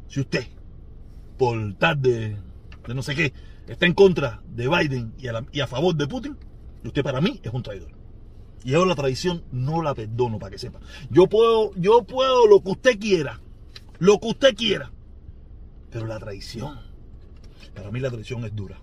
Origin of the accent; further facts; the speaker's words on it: Cuba; moved away; donde yo nací